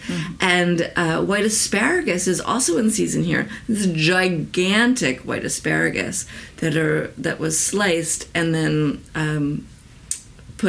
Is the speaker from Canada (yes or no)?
no; New York, United States; my home state of New York